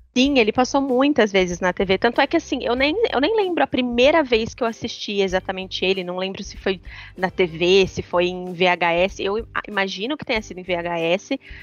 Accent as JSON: {"language": "Portuguese", "town": "Leme", "region": "São Paulo", "country": "Brazil", "tie": "born or raised there", "moved": "yes", "said": "eu morava em Leme, que é minha cidade natal, morava com os meus pais na época"}